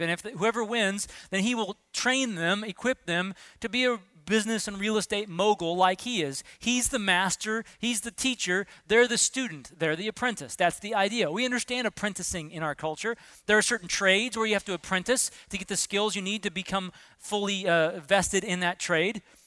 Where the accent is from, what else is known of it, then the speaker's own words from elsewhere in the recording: Southern California, United States; When I was in middle school, uh, growing up in Southern California